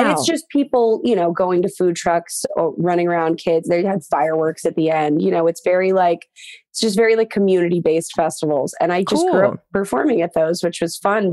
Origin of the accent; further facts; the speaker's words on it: Highland Village, Texas, United States; my hometown, Highland Village, Texas